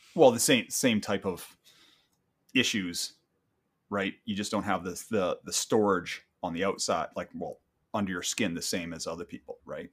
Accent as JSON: {"language": "English", "country": "Canada", "said": "I'm a Canadian"}